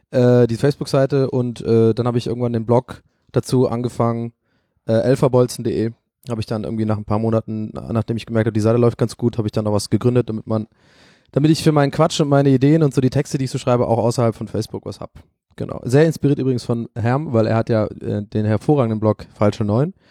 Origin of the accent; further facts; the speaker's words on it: Ireland; weil ich bin in Irland geboren und da aufgewachsen und ähm, ich bin mit Liverpool und Manchester United aufgewachsen.